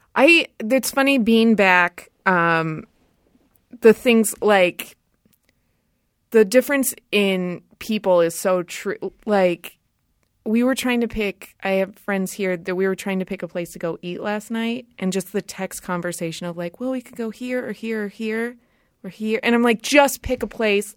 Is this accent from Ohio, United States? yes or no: no; Rancho Cucamonga, California, United States; I grew up in Southern California, in Rancho Cucamonga